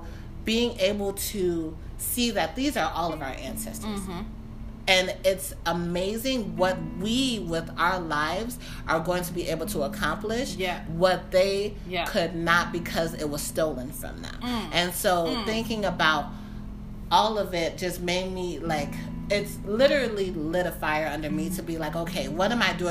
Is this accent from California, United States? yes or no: no; Detroit, Michigan, United States; now in Maryland, United States; I grew up in Detroit